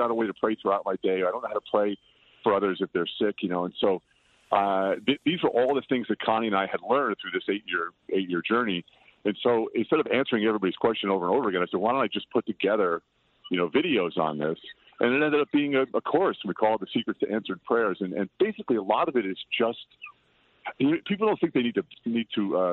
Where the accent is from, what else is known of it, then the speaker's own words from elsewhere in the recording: Patchogue, New York, United States; now in Los Angeles, United States; my hometown of Patchogue